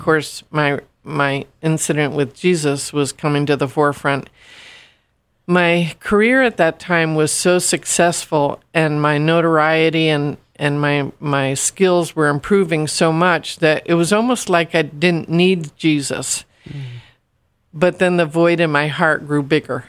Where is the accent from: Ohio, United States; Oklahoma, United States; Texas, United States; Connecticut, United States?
Connecticut, United States; Stratford; in my hometown of Stratford.